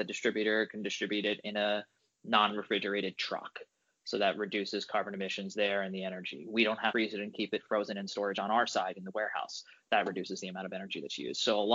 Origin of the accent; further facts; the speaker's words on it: Long Island, New York, United States; also born or lived in Ithaca, New York; I grew up on Long Island.